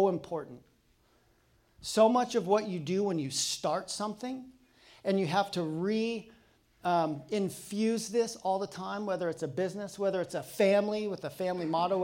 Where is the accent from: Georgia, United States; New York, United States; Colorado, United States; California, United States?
Colorado, United States; now in Pacific Northwest, United States; I'm from Colorado